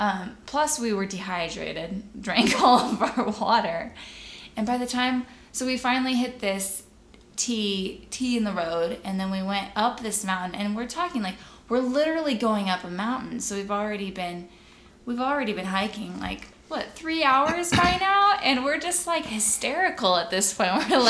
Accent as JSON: {"language": "English", "country": "Canada", "tie": "born or raised there", "said": "I grew up in Canada."}